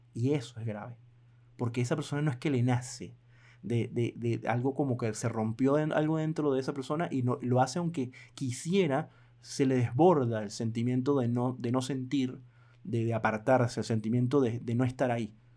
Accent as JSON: {"language": "Spanish", "country": "Venezuela", "said": "mi país Venezuela"}